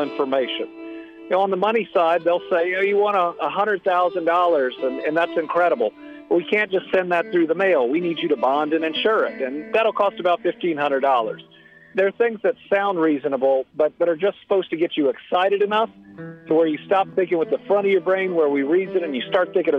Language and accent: English; Kentucky, United States; I was raised in Kentucky, been here most of my life, with the exception of my first job and college and law school. I'm Kentucky born and bred.